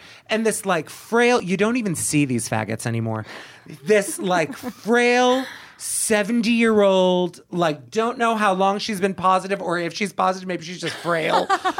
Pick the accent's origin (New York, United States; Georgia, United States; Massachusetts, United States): Massachusetts, United States; Boston; because, again, we're from Boston and we're assholes.